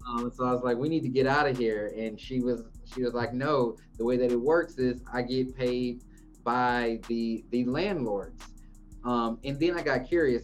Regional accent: Houston, Texas, United States; now in Dallas, United States; I was born in Houston

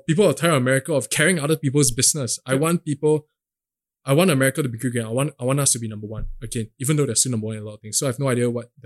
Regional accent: Singapore; We're going to be the next generation of Singaporeans

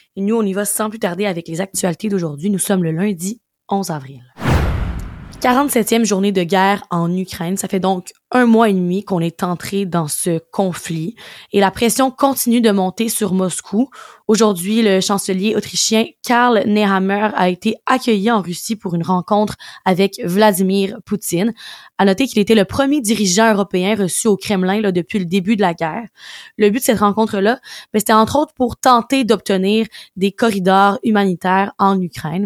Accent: Quebec, Canada; On retourne chez nous au Québec

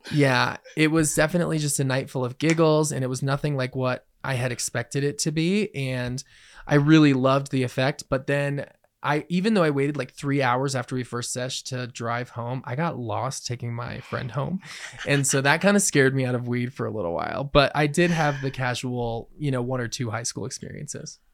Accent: Colorado, United States; I was born and raised in Colorado

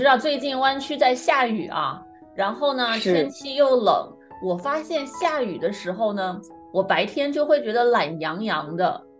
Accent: China; 那么我们今天呢，就一起来聊一聊午睡和我们中国人都很关心的这个下午打盹儿这个事情。

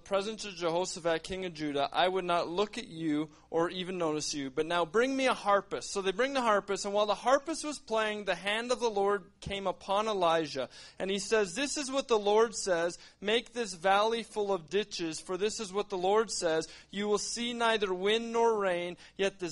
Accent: Canada; We're from Canada

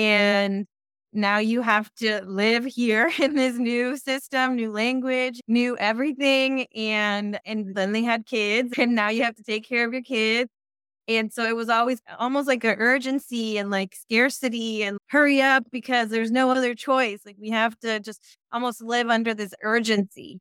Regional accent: San Francisco, California, United States; also born or lived in East Bay, California; I was born in San Francisco and raised in San Francisco, and I've been in the Bay Area pretty much my whole life

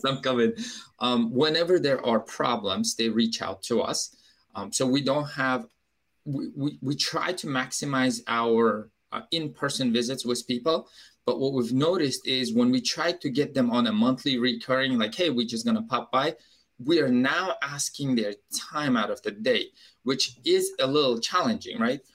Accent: Uzbekistan; English is a second language; moved away as an adult; now in Baltimore, United States; I'm an immigrant from Uzbekistan

